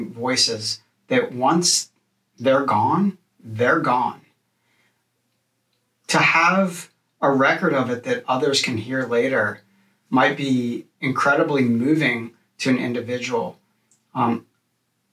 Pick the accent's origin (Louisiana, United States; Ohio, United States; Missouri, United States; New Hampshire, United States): Louisiana, United States; New Orleans; growing up in New Orleans